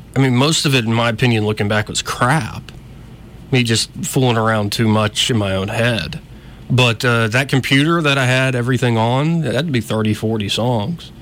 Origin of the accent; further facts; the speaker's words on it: Montgomery, Alabama, United States; also born or lived in Auburn; I was born and raised in Montgomery, escaped Auburn for a little while